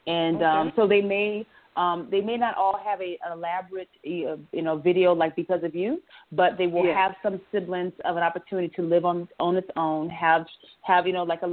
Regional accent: Bluffton, South Carolina, United States; when people ask me where I'm from, I tell them I'm from Bluffton

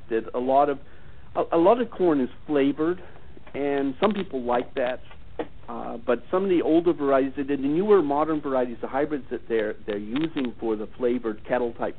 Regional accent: United States; as an American

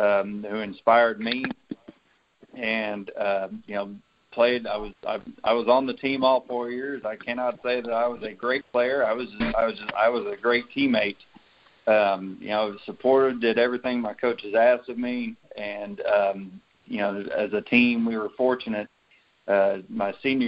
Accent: Waxahachie, Texas, United States; I grew up in a little town, Waxahachie, Texas

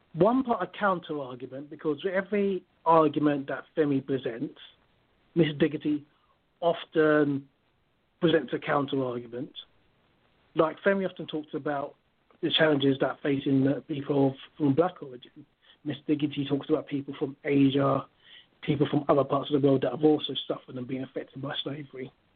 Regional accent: London, United Kingdom; also born or lived in Kent / Nigeria; I was born in London. I'm from, my origin is Nigeria. Mm-hmm. And I grew up in East London, spent some time in Kent.

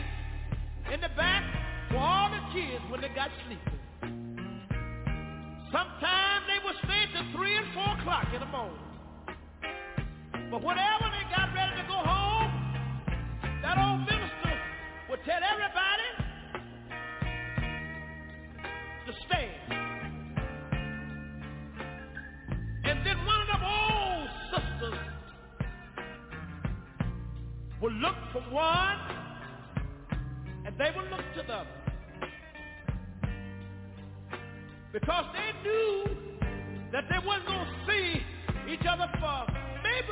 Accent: Tyler, Texas, United States; also born or lived in Galilee, Texas; I'm from Tyler, Texas. But that wasn't where I was born. I was born in a little community about 13 miles from Tyler

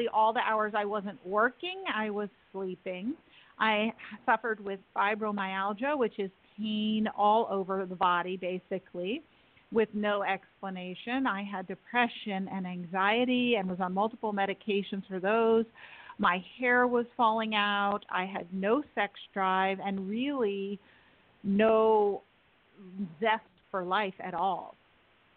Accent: New York City, New York, United States; I grew up in Manhattan, not far from you

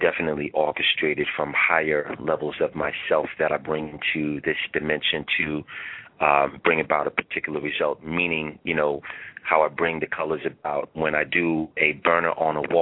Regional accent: New York City, New York, United States; I hail from Staten Island, New York, Shaolin

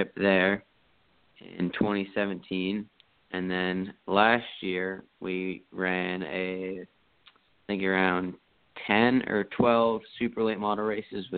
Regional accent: Long Island, New York, United States; I grew up in Long Island, New York

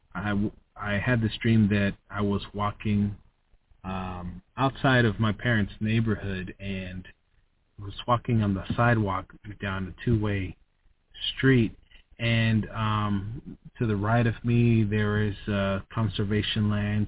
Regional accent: United States; I was born in the USA. I'm an American

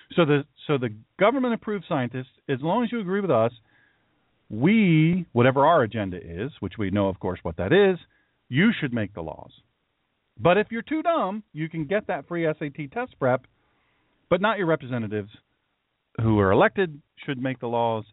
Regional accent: Baltimore, Maryland, United States; I'm from Baltimore

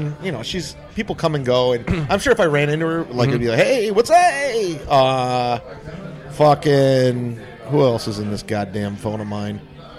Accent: Kent, Ohio, United States; moved away; my hometown, Kent, Ohio.

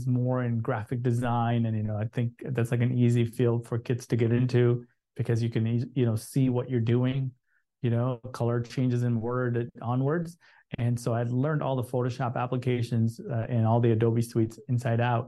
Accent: Chicago, Illinois, United States; I grew up in Chicago.

